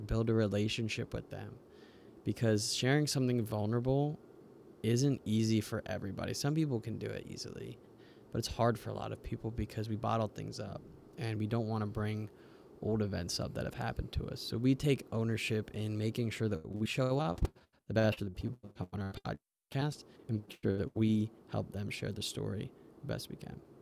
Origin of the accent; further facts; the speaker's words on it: United States; we're from the United States